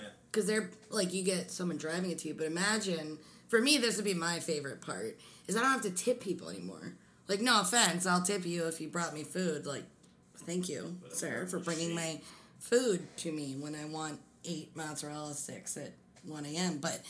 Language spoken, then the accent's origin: English; Pennsylvania, United States; now in Michigan, United States; I'm originally, I grew up in Pennsylvania, and I live right next to Maryland.